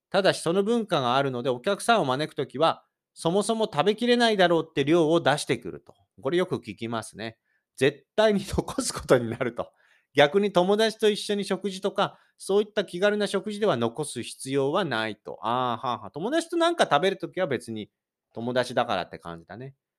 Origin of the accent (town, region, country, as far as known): Shizuoka, Japan; born or raised there; now in Kanto, Japan